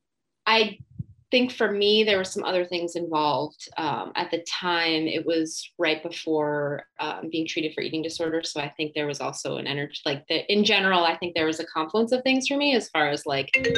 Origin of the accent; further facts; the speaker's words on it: New Jersey, United States; I'm from New Jersey